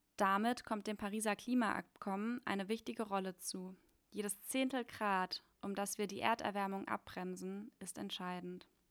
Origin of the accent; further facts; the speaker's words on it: Germany; bei uns in Deutschland